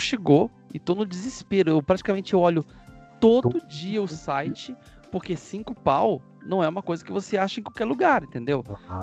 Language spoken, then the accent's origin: Portuguese; Brazil; A gente fala muito do nosso ponto de vista como brasileiros